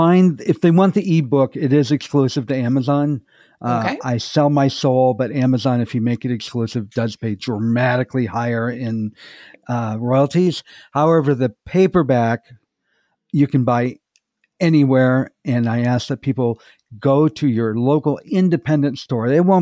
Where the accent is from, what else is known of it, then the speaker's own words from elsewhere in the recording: Michigan, United States; also born or lived in North Carolina; Well, I'm originally from either Michigan or North Carolina, depending on what time of my life that we're talking about.